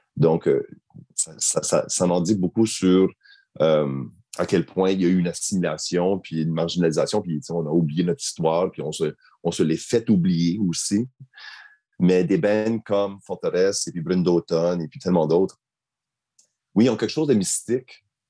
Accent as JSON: {"language": "French", "region": "Acadia", "country": "Canada", "tie": "born or raised there", "moved": "yes", "lives_now": "Nunavut, Canada", "said": "Je suis de souche québécoise. Je suis un wallette Donc, je ne suis pas à proprement dit un Acadien, mais j'ai grandi en Acadie."}